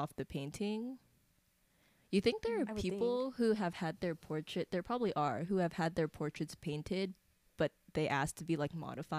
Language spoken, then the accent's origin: English; San Diego, California, United States; I'm born and raised in San Diego. I'm 20